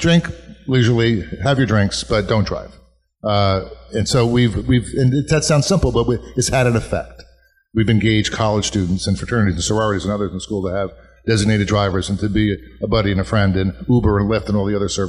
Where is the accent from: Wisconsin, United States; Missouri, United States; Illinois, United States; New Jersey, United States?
New Jersey, United States; Woodbridge; my hometown of Woodbridge